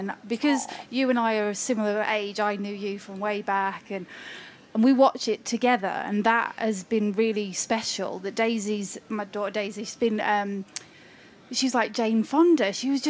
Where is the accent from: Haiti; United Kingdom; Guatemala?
United Kingdom